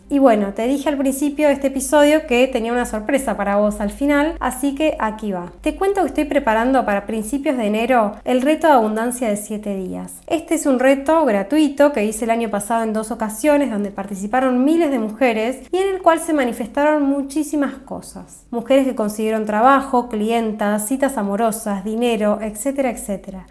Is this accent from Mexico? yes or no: no; La Plata, Buenos Aires Province, Argentina; Desde Argentina, específicamente desde La Plata, mi ciudad natal